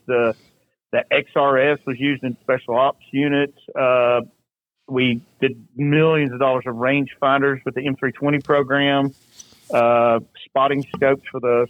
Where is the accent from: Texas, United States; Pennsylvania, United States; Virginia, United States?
Virginia, United States; Big A Mountain, Southwest; I was born in the Appalachian Mountains in Southwest Virginia, from a place called Big A Mountain